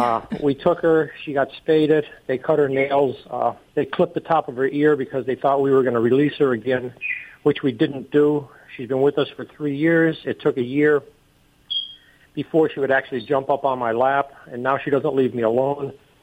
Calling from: Reading, Pennsylvania, United States; Reading, Pennsylvania.

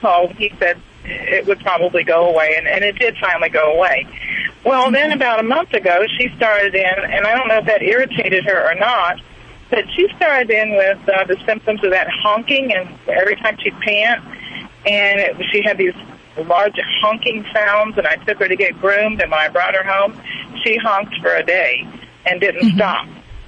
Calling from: St. Petersburg, Florida, United States; I'm from St. Petersburg, Florida.

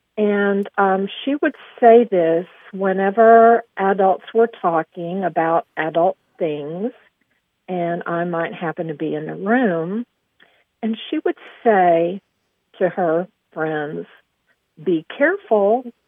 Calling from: Aubrey, Texas, United States; I'm calling from Aubrey, Texas.

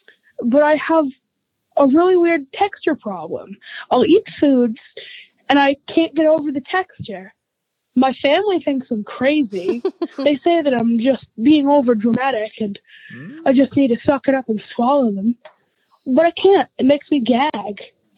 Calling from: Warwick, Rhode Island, United States; Hey, I am … from Warwick, Rhode Island.

